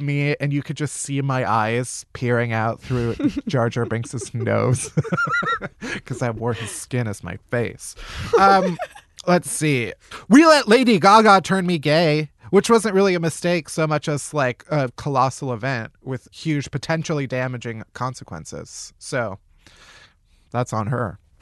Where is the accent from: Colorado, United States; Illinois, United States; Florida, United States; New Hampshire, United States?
Illinois, United States; south suburbs of Chicago; the suburbs of Chicago